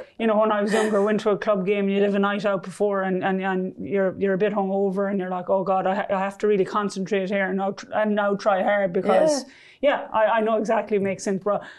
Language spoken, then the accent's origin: English; Ireland; When I was growing up in Ireland of binge drinking and doing all